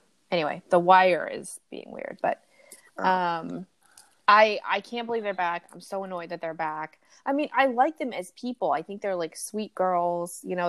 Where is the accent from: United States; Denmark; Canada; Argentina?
United States; And I'm from America